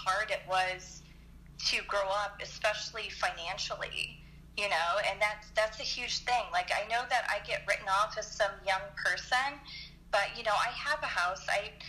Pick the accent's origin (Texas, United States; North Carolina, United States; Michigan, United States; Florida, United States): Michigan, United States; Detroit; also born or lived in Anaheim; I was born in Anaheim, and then I moved to Detroit, and it was just not a good place for a kid to grow up, and then I moved out here